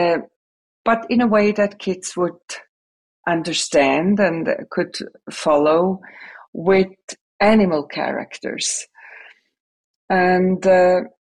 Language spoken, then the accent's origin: English; Switzerland; English is a second language; moved away as an adult; now in United States; I'm born and raised in Switzerland